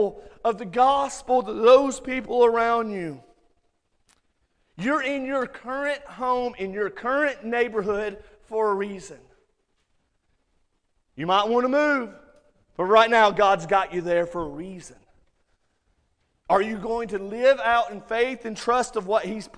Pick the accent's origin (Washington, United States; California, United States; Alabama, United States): Alabama, United States; Muscle Shoals; accent: Alabama; moved away as an adult; also born or lived in Orlando, Florida / Colorado; now in Hazel Green, United States; I grew up in Muscle Shoals, and Alabama people are weird. You guys know it. We are. We all have a weird accent